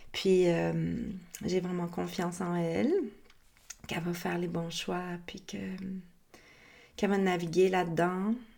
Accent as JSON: {"language": "French", "region": "Quebec", "country": "Canada", "also_born_or_lived": "Costa Rica", "said": "dans notre beau Québec qui n'est plus libre"}